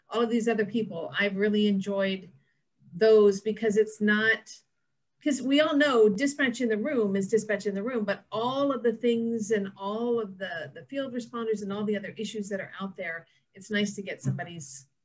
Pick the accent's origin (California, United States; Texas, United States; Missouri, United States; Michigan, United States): Texas, United States; I am from Texas, where it's not really cold at all right now.